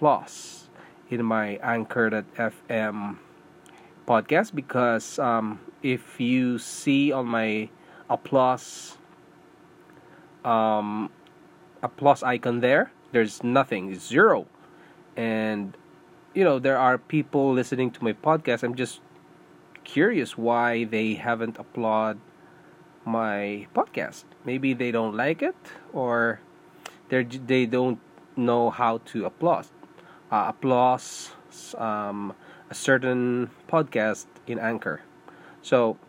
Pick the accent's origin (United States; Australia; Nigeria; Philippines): Philippines; English is a second language; moved away as an adult; also born or lived in Singapore; now in Canada; I'm a Filipino. I was born in Philippines, and I went to Singapore to work